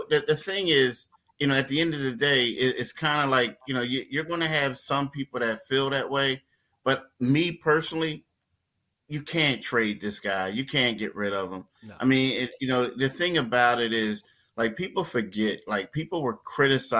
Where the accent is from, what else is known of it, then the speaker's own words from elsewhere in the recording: Philadelphia, Pennsylvania, United States; I grew up in Philly